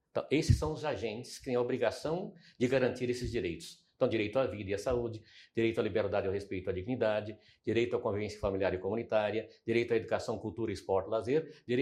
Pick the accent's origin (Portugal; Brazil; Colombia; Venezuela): Brazil; Araguaína, Tocantins; also born or lived in Goiânia; Portanto, quando nós saímos lá de Araguaína, que viemos mudar para Goiânia, eu fui morar, qual era o bairro de periferia? Setor Pedro Ludovico, da época, que era Macambira.